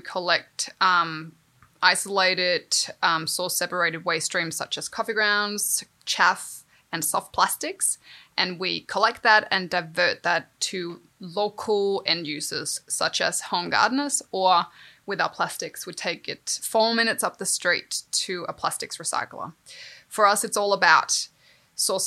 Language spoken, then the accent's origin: English; Denmark; moved away; I grew up in Denmark